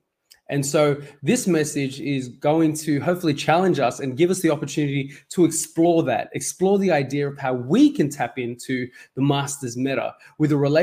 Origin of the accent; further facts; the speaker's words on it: Sydney, New South Wales, Australia; also born or lived in Mauritius; I was born in Mauritius, and when I was young, my family and I, we came to Australia, and we've been Sydney-siders, and we've lived here ever since.